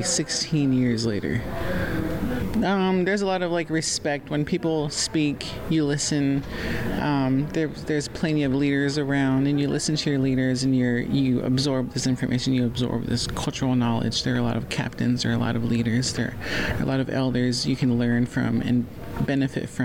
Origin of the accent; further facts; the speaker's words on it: Muckleshoot, Washington, United States; I come from the Muckleshoot tribe